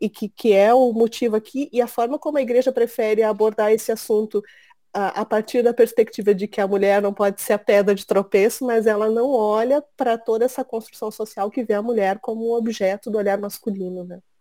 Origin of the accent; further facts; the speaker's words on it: Rio Grande do Sul, Brazil; eu sou gaúcha, tenho 40 anos